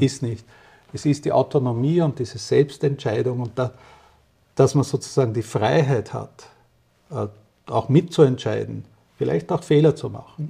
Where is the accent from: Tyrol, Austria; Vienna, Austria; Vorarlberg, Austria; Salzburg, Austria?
Vienna, Austria; now in Switzerland; 1961 in Österreich, in Wien geboren